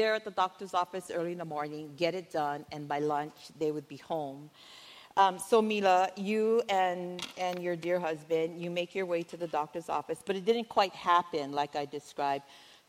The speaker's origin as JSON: {"language": "English", "country": "Samoa", "moved": "as an adult", "said": "When my husband and I moved here from Samoa, we were like in our 20s, so it was like kind of, you know, many moons ago."}